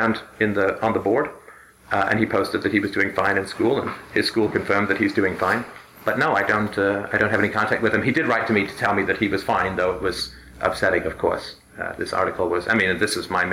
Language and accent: English; United Kingdom; I'm British